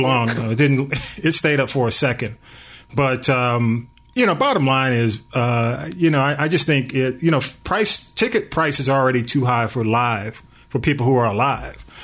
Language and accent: English; Atlanta, Georgia, United States; I'm a native